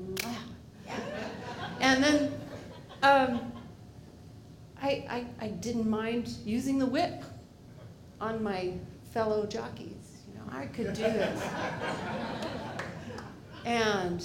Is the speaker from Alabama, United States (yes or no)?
no; Maine, United States; when I was a kid growing up in Maine